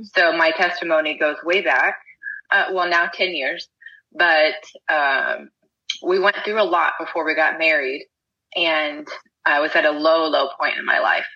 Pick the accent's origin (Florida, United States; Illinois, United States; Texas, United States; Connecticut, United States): Texas, United States; I'm from Texas.